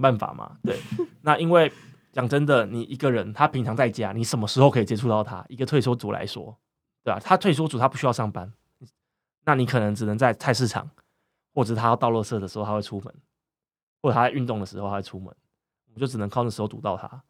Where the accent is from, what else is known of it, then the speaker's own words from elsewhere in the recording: northern Taiwan, Taiwan; moved away as an adult; 我是北部人，那我到，那时候是到南，南部念书